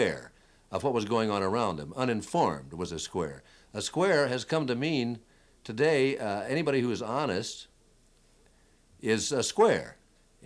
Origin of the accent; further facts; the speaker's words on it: Danville, Illinois, United States; moved away as an adult; now in Los Angeles, United States; my hometown in Danville, Illinois